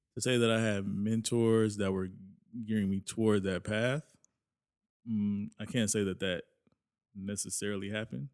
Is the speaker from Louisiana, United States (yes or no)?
no; Lawndale, California, United States; born or raised there; also born or lived in Inglewood, California